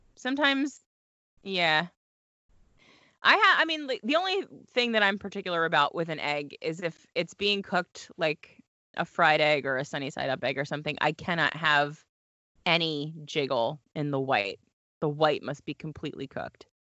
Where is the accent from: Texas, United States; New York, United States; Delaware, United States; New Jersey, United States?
Delaware, United States; moved away as an adult; I went to college in Delaware, I grew up in Delaware